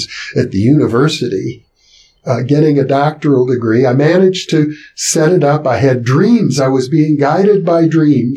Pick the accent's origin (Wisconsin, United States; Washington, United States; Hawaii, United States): Wisconsin, United States; I grew up in Wisconsin